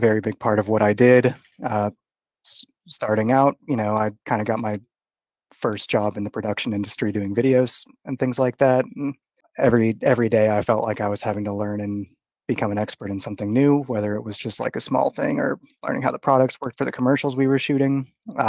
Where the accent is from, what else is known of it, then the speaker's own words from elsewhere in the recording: Austin, Texas, United States; also born or lived in Dallas, Texas; I'm from the Dallas area. I lived there for about 10 years, but grew up in Austin